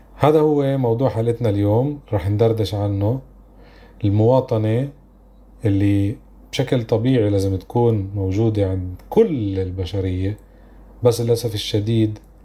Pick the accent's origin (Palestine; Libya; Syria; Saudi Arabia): Palestine; إحنا بالآخر فلسطينيين أباً عن جد